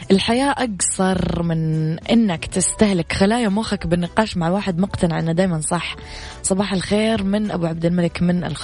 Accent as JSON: {"language": "Arabic", "country": "Sudan", "said": "من السودان أحيي أخي من اليمن الشقيق"}